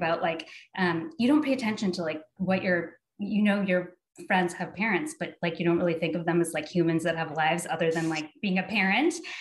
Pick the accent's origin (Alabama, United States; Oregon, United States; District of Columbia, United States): Oregon, United States; Salem; I grew up in Salem.